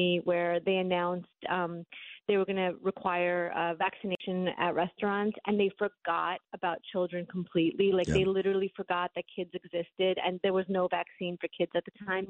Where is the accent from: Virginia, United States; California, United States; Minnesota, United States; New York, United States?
New York, United States; New York City; moved away as an adult; now in Florida, United States; I grew up in Brooklyn. My husband grew up in Queens. We were lifelong New Yorkers